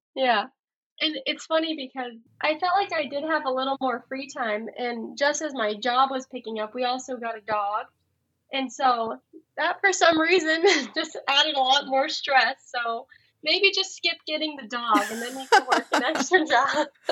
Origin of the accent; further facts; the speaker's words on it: Colorado, United States; now in Iowa, United States; I'm from Colorado originally